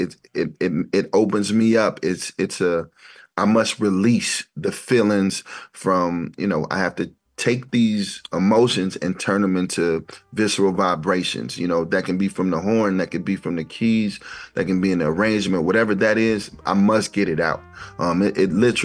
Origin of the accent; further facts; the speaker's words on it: Ferguson, Missouri, United States; growing up in Ferguson, which is a beautiful place to grow up